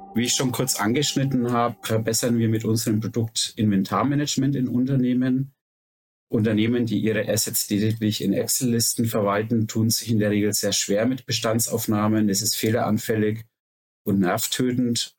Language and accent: German; Nuremberg, Bavaria, Germany; Wir kommen alle aus Nürnberg